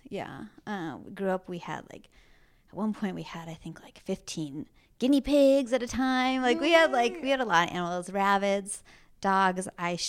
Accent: Green Bay, Wisconsin, United States; now in San Diego, United States; I grew up in Green Bay, Wisconsin, so very cold and very blue collar and not fashionable at all land

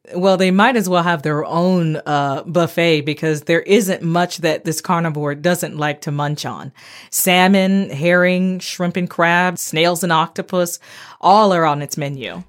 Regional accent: Bahamas; moved away; also born or lived in Florida, United States; Growing up in the Bahamas and in Florida

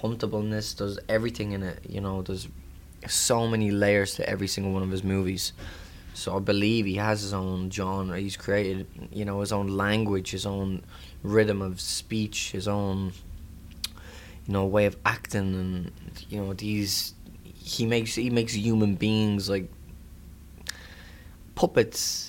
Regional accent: Ireland; I'm excited for my hometown as well to see it, Ireland

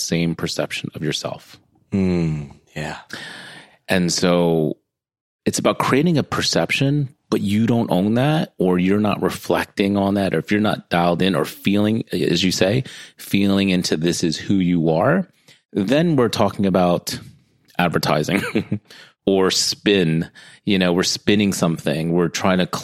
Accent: United States; I'm American born, half Filipino, half Guamanian

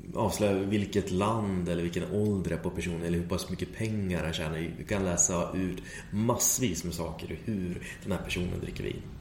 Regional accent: Sweden; jag är den enda svensken

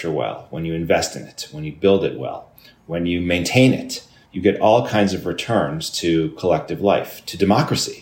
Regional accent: Chicago, Illinois, United States; now in New York City, United States; I grew up in Chicago

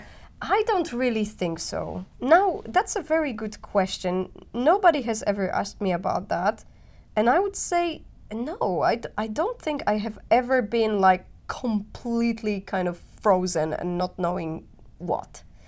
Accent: Poland; moved away as an adult; now in Helsinki, Finland; I've been growing up in Poland, and the city that I come from

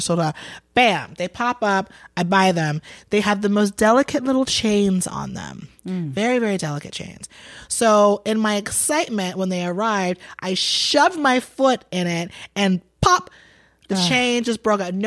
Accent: Atlanta, Georgia, United States; also born or lived in Boston; I'm from Boston originally. I was born in Boston, but I was raised in Atlanta

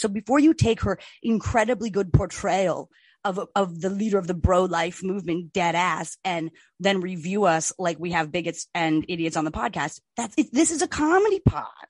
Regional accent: New Jersey, United States; we are from Jersey

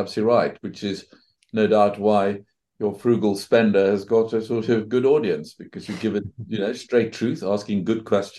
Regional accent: South Africa; moved away as an adult; also born or lived in Johannesburg, South Africa / Cambridge, England; now in England; I grew up in South Africa. Good part of the world to grow up. Went to university there in Johannesburg, then came over to England

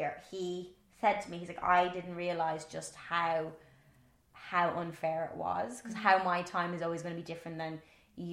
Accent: Ireland; accent: Irish; my Irish accent

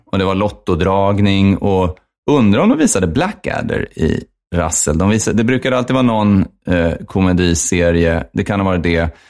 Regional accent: Uppsala, Uppsala County, Sweden; jag är från Uppsala

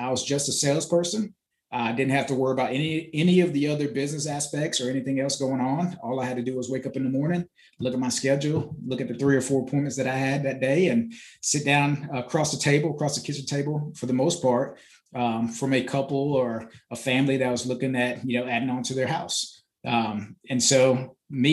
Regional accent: Florida, United States; moved away as an adult; also born or lived in Bahamas; now in Greenville, United States; I was born in the Bahamas, raised in Florida

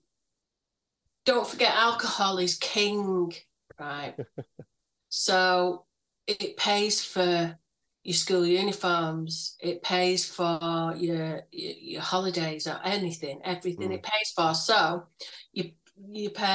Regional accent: Manchester, North West England, United Kingdom; also born or lived in Alkrington / Failsworth / Royton; I grew up in Moston at first, but I've lived in a lot of places, but they've mostly been North Manchester

